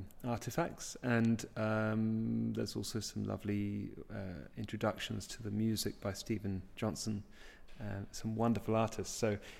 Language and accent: English; Hertfordshire, East of England, United Kingdom; I was brought up in Hertfordshire, which is where we are